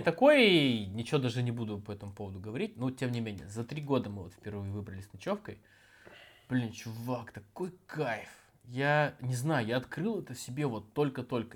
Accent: Chekhov, Sakhalin Oblast, Russia; я просто вырос в Чехове, я более-менее в лесу-то и вырос

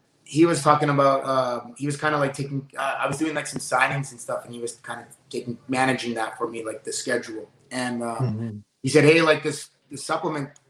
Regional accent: Canada; us Canadians

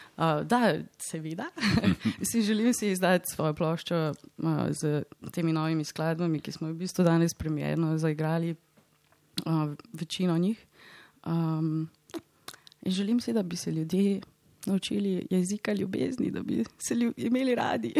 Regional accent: Slovenia; moved away; Slovenija je in bo vedno moj dom

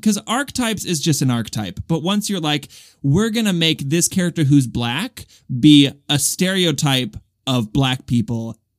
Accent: Australia; I'm a theater kid, and I'm from Australia.

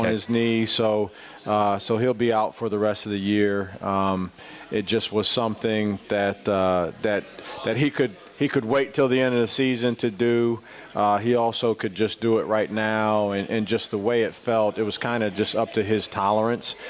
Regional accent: Midwest, United States; also born or lived in Madison, Wisconsin / Ohio; now in Columbia, United States; I'm from the Midwest originally

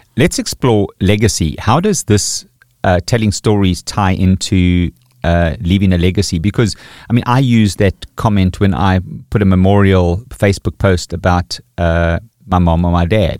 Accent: KwaZulu-Natal, South Africa; also born or lived in Pretoria; in my experience in Natal, growing up with Zulu people

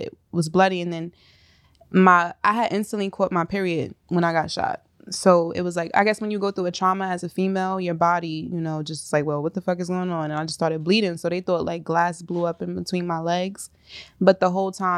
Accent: New York City, New York, United States; I'm from South Jamaica, Queens

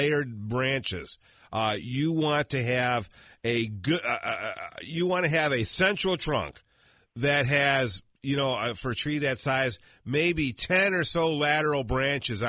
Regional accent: Michigan, United States; moved away; I'm from Michigan

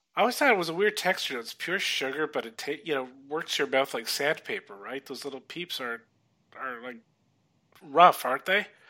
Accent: California, United States; I grew up in California

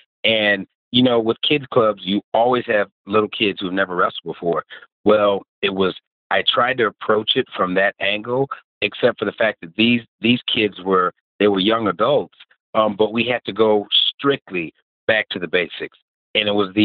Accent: Waterloo, Iowa, United States; moved away as an adult; also born or lived in Georgetown, South Carolina; now in South Carolina, United States; I grew up in Waterloo, Iowa

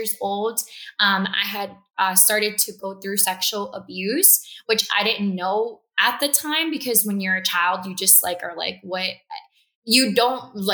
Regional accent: Miami, Florida, United States; also born or lived in Cuba; I moved to Florida. I was raised in Miami, Southwest Florida.

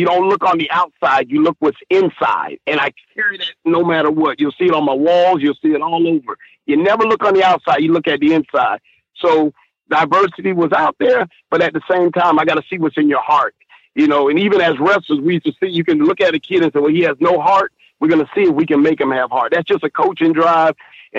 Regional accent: San Diego, California, United States; born there; I was born in San Diego, California.

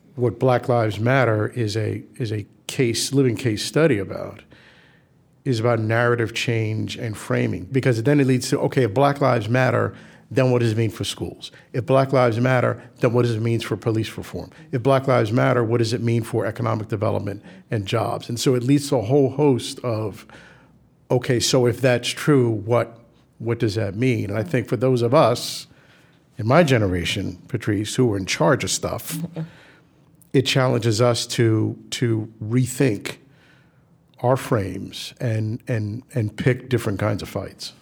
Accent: New York City, New York, United States; we grew up in the South Bronx

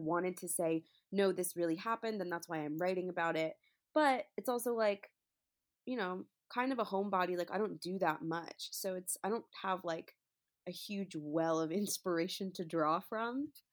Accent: New York, United States; moved away as an adult; now in Los Angeles, United States; I'm from New York, so I went back to New York for a while to be with my family

